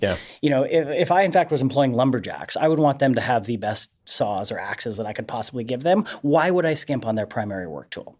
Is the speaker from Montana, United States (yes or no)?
yes; Helena, Montana, United States; moved away; I'm originally again from Helena, Montana